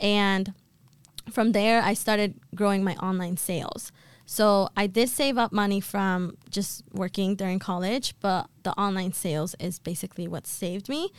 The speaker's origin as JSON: {"language": "English", "town": "Boston", "region": "Massachusetts", "country": "United States", "tie": "born or raised there", "also_born_or_lived": "Colombia", "said": "I was born in Colombia, but I've been raised and have lived in Boston my entire life."}